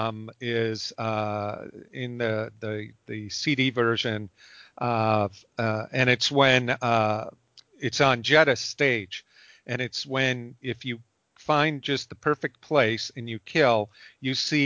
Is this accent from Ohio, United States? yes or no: no; Chicago, Illinois, United States; I'm from Chicago